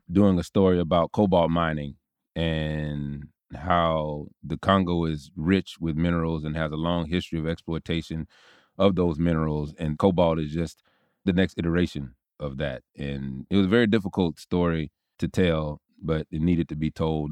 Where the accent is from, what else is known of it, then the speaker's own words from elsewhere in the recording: Tallahassee, Florida, United States; growing up in Tallahassee and even in college